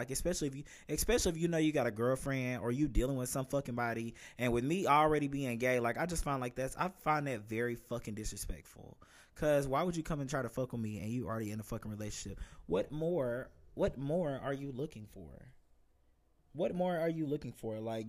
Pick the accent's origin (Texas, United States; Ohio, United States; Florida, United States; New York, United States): Florida, United States; Gainesville; This guy actually was from my hometown in Gainesville, Florida as well.